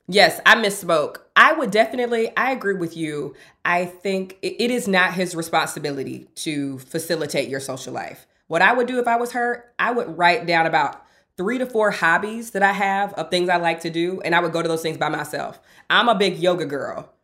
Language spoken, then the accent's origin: English; the South, United States; now in Los Angeles, United States; I'm from the South